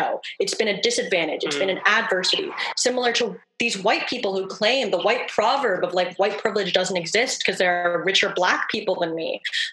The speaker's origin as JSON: {"language": "English", "town": "New Haven", "region": "Connecticut", "country": "United States", "tie": "born or raised there", "said": "I grew up in urban poverty in lower class New Haven, Connecticut"}